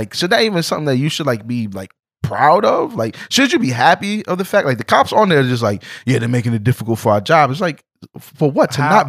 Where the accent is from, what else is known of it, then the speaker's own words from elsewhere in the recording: New York, United States; Jay, you and I, we're from New York.